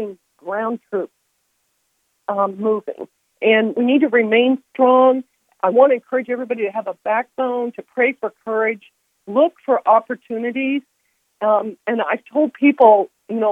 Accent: downstate Illinois, United States; I'm from the downstate

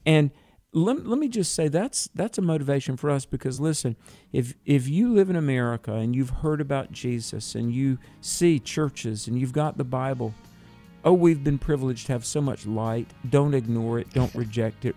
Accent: North Carolina, United States; North Carolina, my home state

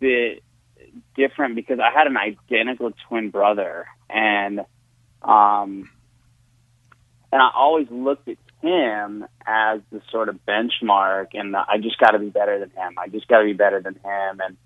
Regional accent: Satellite Beach, Florida, United States; now in Orlando, United States; I was born in Satellite Beach and then actually live in Orlando.

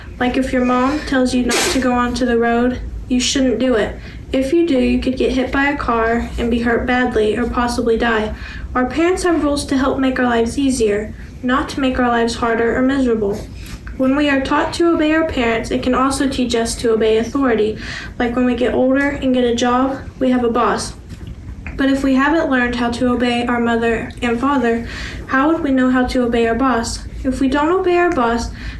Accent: Orange, Texas, United States; I am 15 years old, and I'm from Orange, Texas

